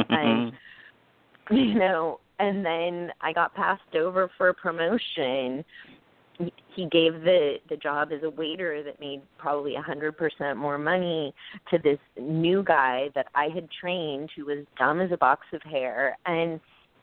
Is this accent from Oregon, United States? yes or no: yes; Portland, Oregon, United States; moved away as an adult; now in New York, United States; I came to college here in New York, but I'm from Oregon. And so I went back to Portland